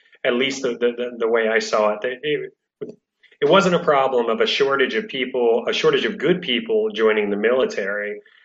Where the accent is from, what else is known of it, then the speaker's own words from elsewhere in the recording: Florida, United States; now in Washington, D.C., United States; I'm from Florida, and my mom uh, owns a shell shop, um, and, and that was kind of the family business growing up